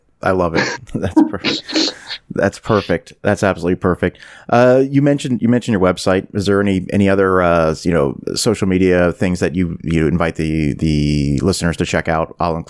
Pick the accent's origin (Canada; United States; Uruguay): Canada; I'm actually Canadian, and that's a classic where I'm from.